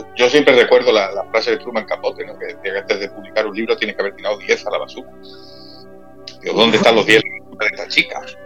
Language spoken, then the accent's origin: Spanish; Málaga, Andalusia, Spain; soy de Málaga